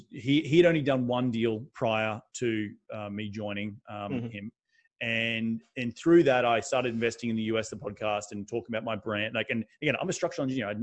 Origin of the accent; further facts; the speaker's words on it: Australia; moved away as an adult; also born or lived in New York City, United States; now in United States; I've come from a country in Australia where it had just coincidentally the biggest meetup, which only had 50 people, was in my hometown